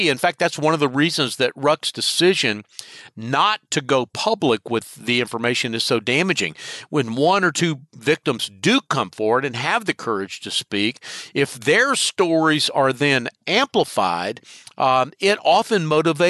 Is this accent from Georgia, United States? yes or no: yes; Marietta, Georgia, United States; Marietta, I know because I'm from Marietta, is an Atlanta suburb, Cobb County, Georgia